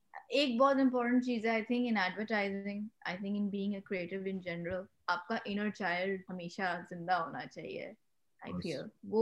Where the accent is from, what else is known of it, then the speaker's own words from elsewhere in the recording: England, United Kingdom; But from where I stood, or from when I came from England, I was like, they're kids younger than me who own companies right now